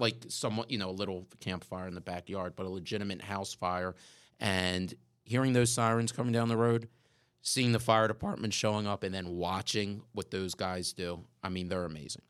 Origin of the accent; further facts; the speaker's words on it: Pikesville, Maryland, United States; As a kid growing up in Pikesville, which for our listeners, if, if you're not familiar with the area, Pikesville is a suburb just north of, of Baltimore City on the East Coast